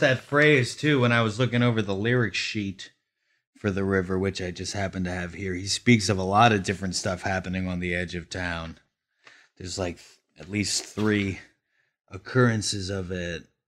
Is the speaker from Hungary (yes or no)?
no; Glen Rock, New Jersey, United States; now in Brooklyn, United States; the town in New Jersey that I grew up in was only about one point two square miles